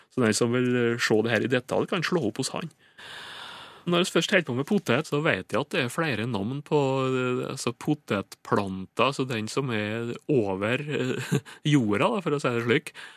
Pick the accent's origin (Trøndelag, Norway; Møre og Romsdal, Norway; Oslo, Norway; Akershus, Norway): Møre og Romsdal, Norway; Indre Nordmøre; Indre Nordmøre, jeg vet om det, er der jeg kommer ifra.